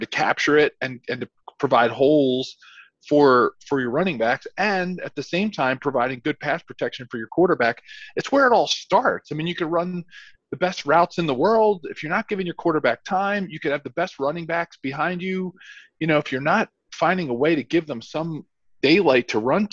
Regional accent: Philadelphia, Pennsylvania, United States; moved away; my hometown Philadelphia

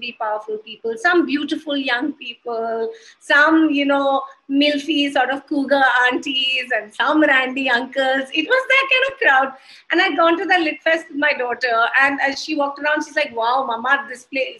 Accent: Haryana, India; also born or lived in Gurgaon; I am from Haryana and I live in Gurgaon

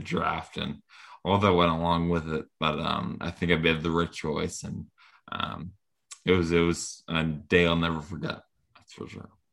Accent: Rhode Island, United States; growing up in Rhode Island, a little, little state like this

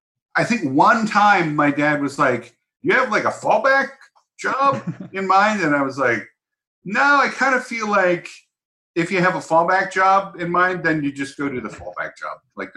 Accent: San Diego, California, United States; also born or lived in Massachusetts; We moved to San Diego when I was like 10, so I don't know what counts as growing up. I grew up in Massachusetts and then San Diego.

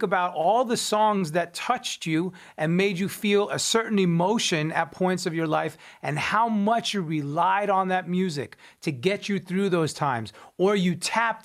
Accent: Long Island, New York, United States; I'm from Long Island, New York

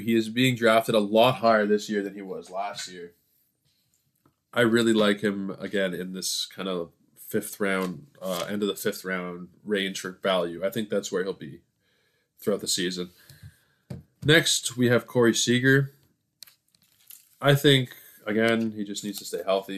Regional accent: Toronto, Ontario, Canada; I'm from Toronto

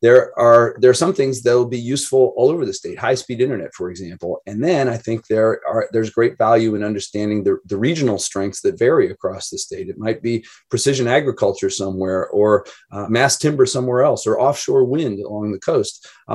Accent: Idaho, United States; now in Oregon, United States; I was raised in Idaho

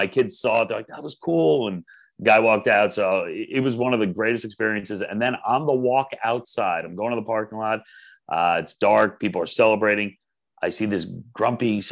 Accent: Long Island, New York, United States; a fellow Long Islander

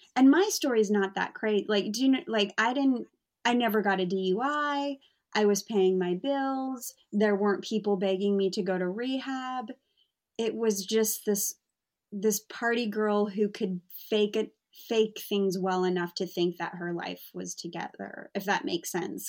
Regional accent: United States; now in London, United Kingdom; I'm American

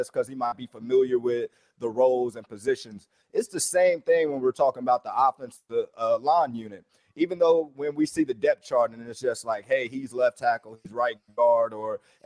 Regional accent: Alabama, United States; I'm from Alabama

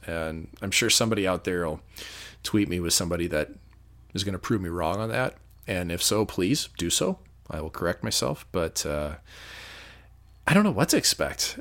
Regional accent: St. Louis, Missouri, United States; moved away; my hometown of Saint Louis was always fun to visit.

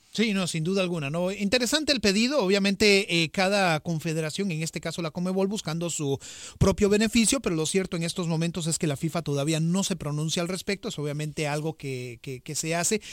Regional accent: Costa Rica; yo como costarricense

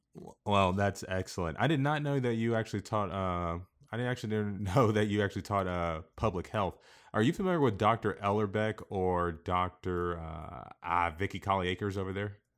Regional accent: Kansas, United States

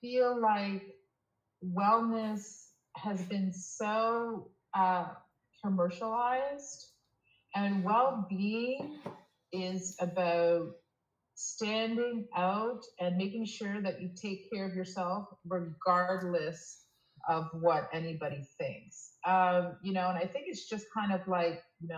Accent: Toronto, Ontario, Canada; moved away as an adult; now in Quebec City, Canada; I was born and raised in Toronto, but I moved to Quebec City about 7 years ago for love.

